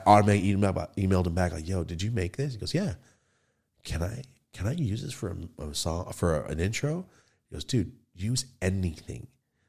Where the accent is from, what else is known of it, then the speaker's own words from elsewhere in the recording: Merced, California, United States; Anyway, when I'm from Merced right there, Los Banos.